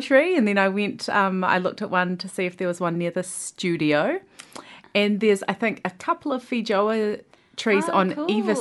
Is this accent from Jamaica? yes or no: no; South Island, New Zealand; I grew up in the South Island